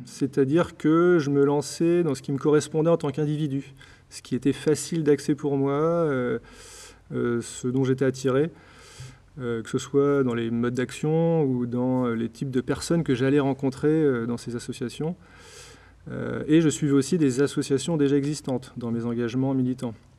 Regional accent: Blois, Centre-Val de Loire, France; also born or lived in Nantes / Lyon; now in Brittany, France; j'ai grandi à Blois, dans le Loir-et-Cher.

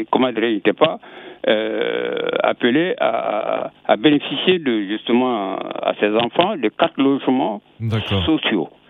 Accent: Mali; je suis malien.

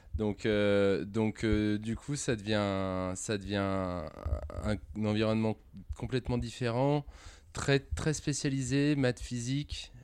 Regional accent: Tassin-la-Demi-Lune, Auvergne-Rhône-Alpes, France; also born or lived in Lyon; J'ai vécu euh, toute mon enfance à, à Tassin jusqu'à mes 18 ans.

